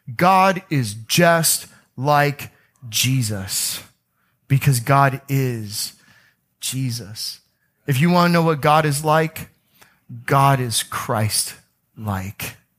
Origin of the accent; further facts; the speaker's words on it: Oldsmar, Florida, United States; I was growing up in Oldsmar, Florida